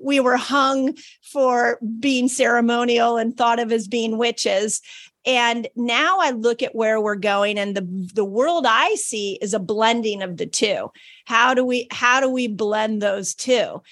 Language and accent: English; Malibu, California, United States; I grew up in Malibu